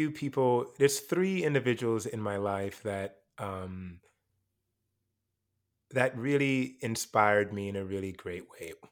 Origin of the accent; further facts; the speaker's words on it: Jamaica; moved away; I came from Jamaica. I was put in a speech class